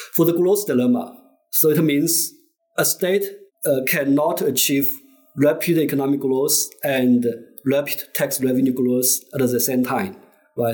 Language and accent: English; Zhejiang, China; moved away as an adult; now in Beijing, China; I was born and raised in uh, Zhejiang province, actually like in uh, rural in, in a village in uh, middle Zhejiang